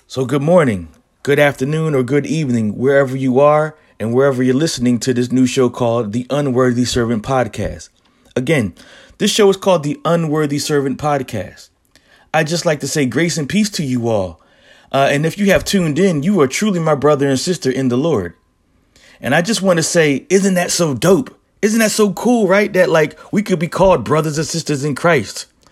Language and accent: English; Philadelphia, Pennsylvania, United States; I'm originally from Philadelphia, born and raised in Philly